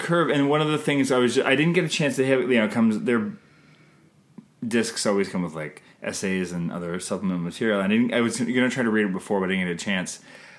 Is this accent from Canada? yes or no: yes; Canada